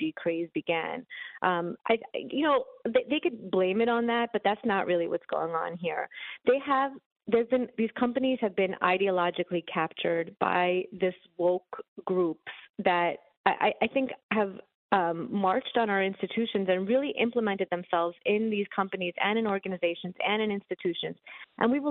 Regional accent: New York City, New York, United States; I grew up in New York City. I grew up in Brooklyn.

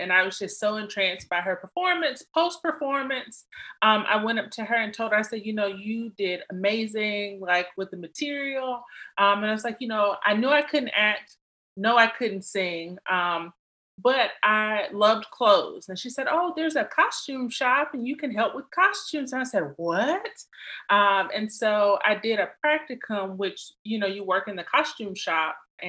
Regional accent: Columbus, Mississippi, United States; now in Biloxi, United States; So I am originally from Columbus, Mississippi. I'm a military brat. So my dad did 26 years in the Air Force. So we had the cool luxury of living all over. So now I reside in Biloxi, Mississippi.

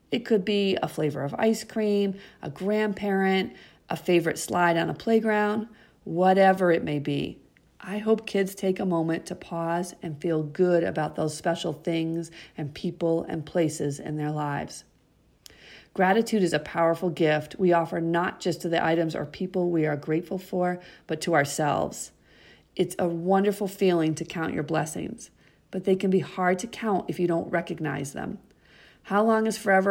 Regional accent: Massachusetts, United States; I'm an author from Massachusetts

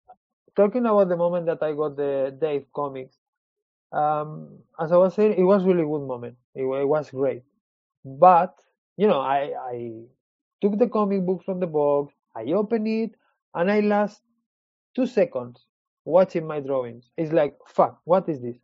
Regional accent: Spain; English is a second language; moved away as an adult; also born or lived in Switzerland / London, United Kingdom; now in Marseille, France; I born in Switzerland, because my parents they were working over there, and when I was four years old, they moved to Spain

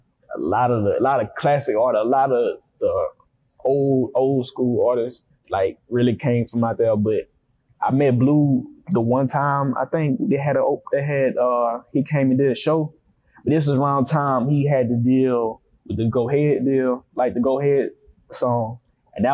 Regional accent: Grand Bay, Alabama, United States; moved away as an adult; also born or lived in Mobile, Alabama; now in Atlanta, United States; I was born in Grand Bay, but I moved to Mobile, like, about 10 years ago.

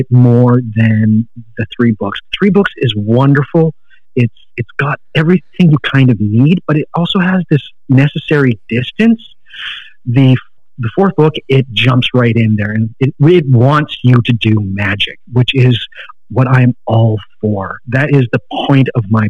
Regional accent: Canada; I'm Canadian.

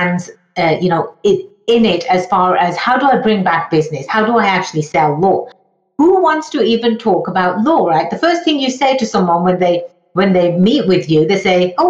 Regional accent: England, United Kingdom; moved away as an adult; now in United States; I was born and raised in England, hence the funny accent.

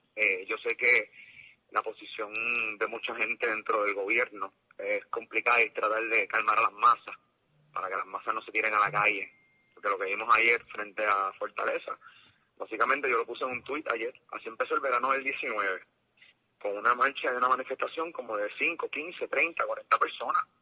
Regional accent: Puerto Rico; que nos respeten como puertorriqueños

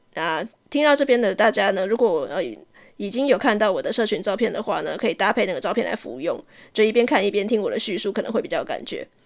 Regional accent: southern Taiwan, Taiwan; 因为我是南部人的关系

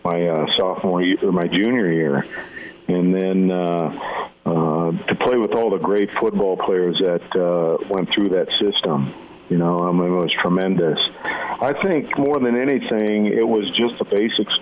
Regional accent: Nebraska, United States; growing up in Nebraska

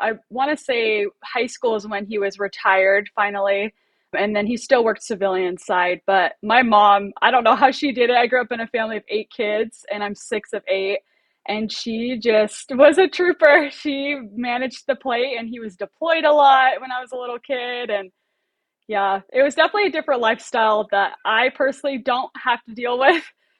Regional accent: Oceanside, California, United States; I grew up in Oceanside, California, so there was a ton every weekend, and she just loved it.

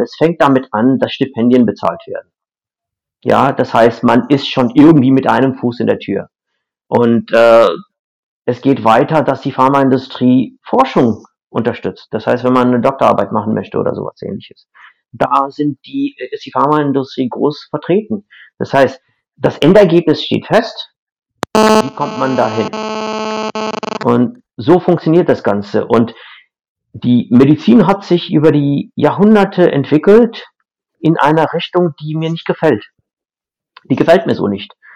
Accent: India; German is a second language; moved away as an adult; now in Germany; ursprünglich in Indien, das ist meine Heimat

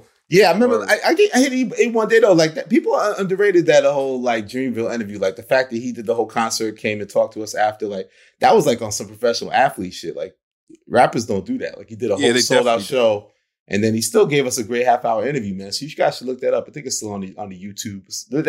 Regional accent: Queens, New York, United States; We're Capricorns, we're from Queens. This is January. It's our season.

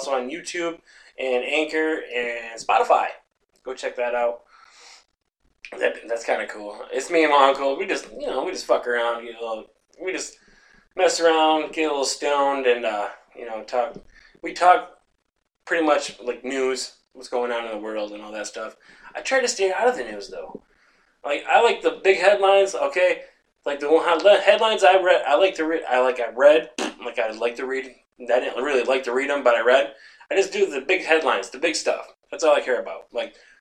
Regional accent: Sanford, Michigan, United States; My hometown, Sanford

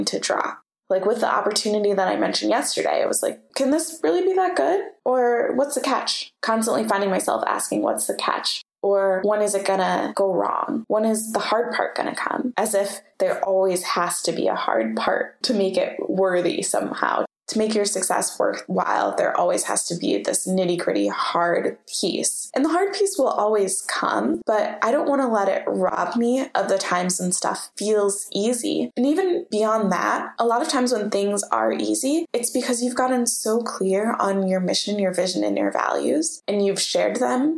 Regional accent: United States; growing up in America, we have this obsession with struggle

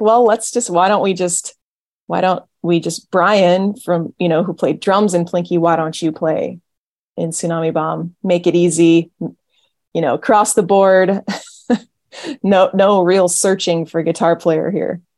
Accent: an hour north of Fresno, San Joaquin Valley, Central California, United States; I was born and raised in Central California, uh, kind of just in the middle of the state, in the middle of nowhere

